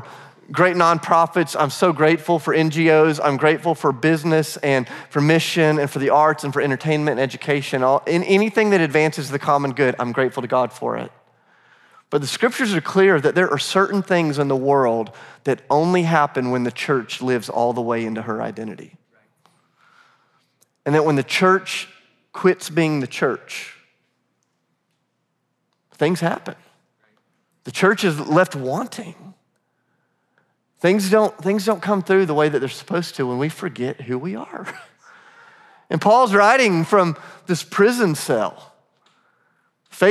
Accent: Charleston, South Carolina, United States; moved away as an adult; now in Nashville, United States; I'm from Charleston, South Carolina, but I'm going to school in Nashville

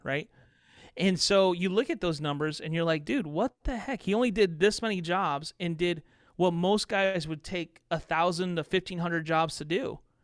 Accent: southern Indiana, United States; moved away; also born or lived in Chicago, Illinois; I ended up graduating in a small town in southern Indiana

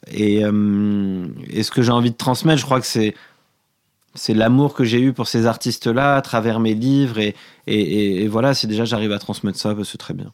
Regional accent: Paris, Île-de-France, France; Je suis né à Paris, j'ai grandi à Paris.

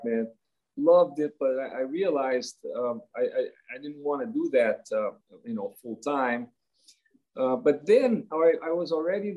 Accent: Rio de Janeiro, Brazil; I grew up in Rio de Janeiro, Brazil

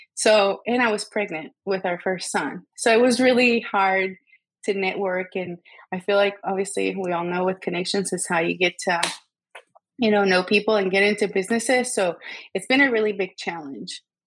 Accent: Guatemala; moved away as an adult; also born or lived in Savannah; I am from Guatemala. I was born and raised there.

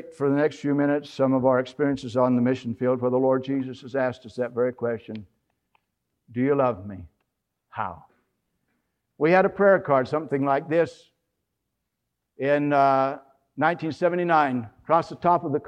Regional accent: Salt Lake City, Utah, United States; moved away; we were out in Salt Lake City, Utah, my hometown

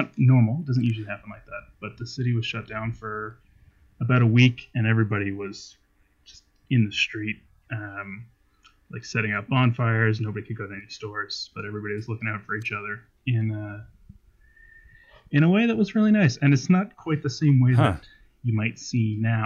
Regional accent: Conception Bay, Newfoundland and Labrador, Canada; now in near Toronto, Canada; I grew up on the island of Newfoundland

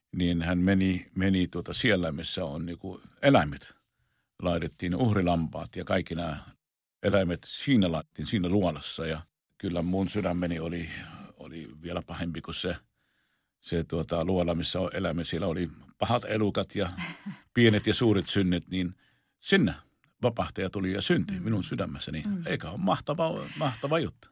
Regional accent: Jerusalem, Jerusalem District, Israel; moved away; minä olen syntynyt Israelissa, olen syntynyt tuota Jerusalemissa

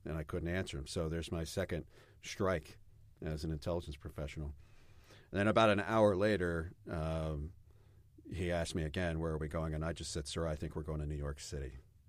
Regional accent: Germany; also born or lived in Belgium; I grew up overseas in Germany and Belgium, and I wanted to show that to my wife.

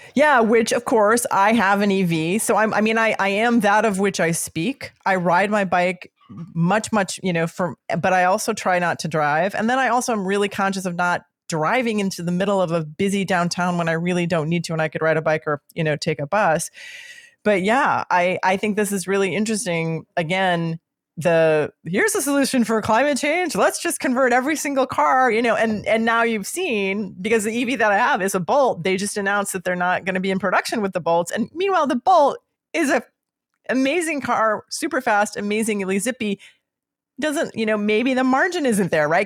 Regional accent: Midwest, United States; I'm from the Midwest

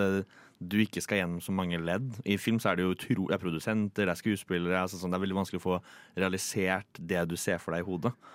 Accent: Tønsberg, Vestfold, Norway; also born or lived in Oslo; Jeg er jo søring, og uh, jeg vet ikke om jeg kjenner meg mest igjen i Oslo eller Tønsberg, der jeg er fra.

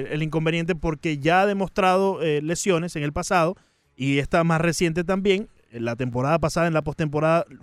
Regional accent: Venezuela; Como venezolano, obviamente, y como amante del béisbol

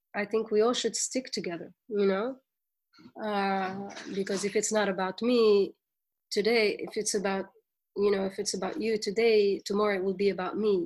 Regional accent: Tunisia; moved away as an adult; now in New York, United States; as young Tunisians and as young Arabs

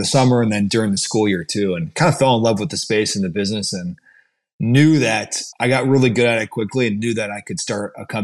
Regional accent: Brecksville, Ohio, United States; So I'm from Cleveland, Ohio, grew up in Brecksville, 20 minutes south of Cleveland.

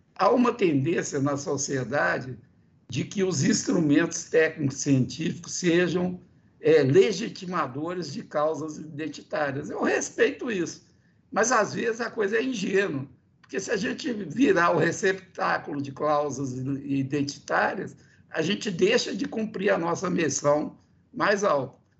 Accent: Minas Gerais, Brazil; eu que sou de Minas Gerais

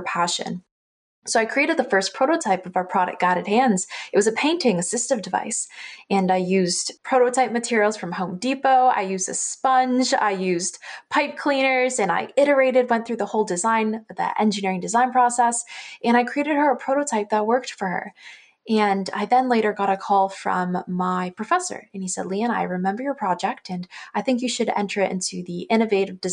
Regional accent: Hamilton, Ontario, Canada; I'm born and raised in Hamilton, Ontario

